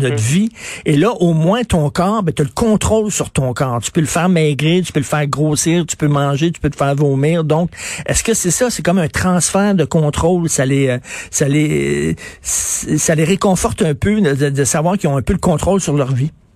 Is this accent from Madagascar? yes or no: no; Montreal, Quebec, Canada; je viens de Verdun